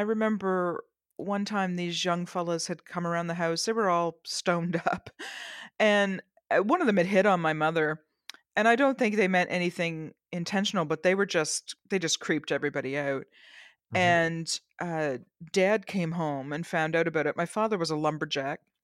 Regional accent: Canada; I'm Canadian.

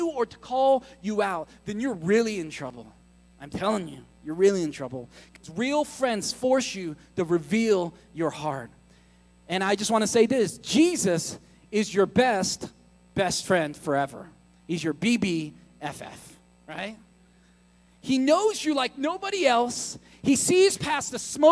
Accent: United States; I'm American

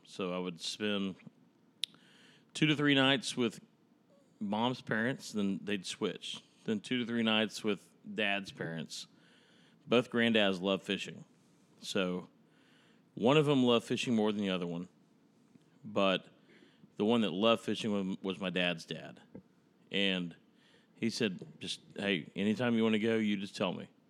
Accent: Dallas, Texas, United States; also born or lived in Tyler, Texas; So, Dallas, Texas, where I was born, raised, and spent, I mean, ninety percent of my life until I was eighteen

